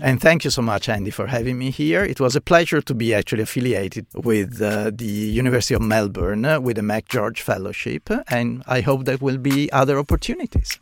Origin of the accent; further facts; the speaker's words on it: Venice, Veneto, Italy; moved away as an adult; now in Australia; I grew up in, in Venice. Venice is my hometown